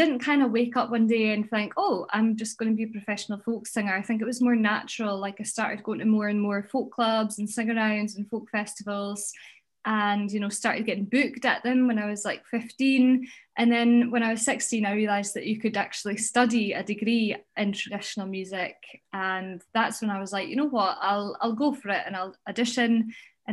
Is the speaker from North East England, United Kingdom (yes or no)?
no; Huntly, Scotland, United Kingdom; moved away; growing up in Huntly in the landscape, I mean, up in the northeast